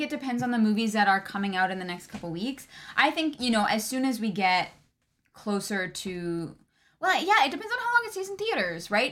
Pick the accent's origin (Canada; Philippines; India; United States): Canada; I'm Canadian